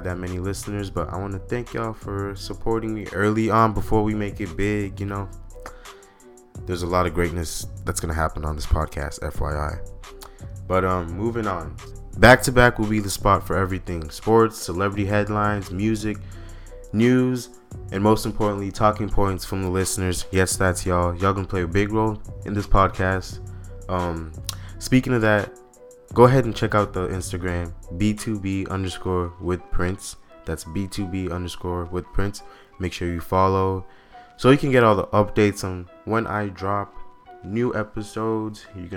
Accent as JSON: {"language": "English", "town": "Austin", "region": "Texas", "country": "United States", "said": "I'm from Austin, Texas."}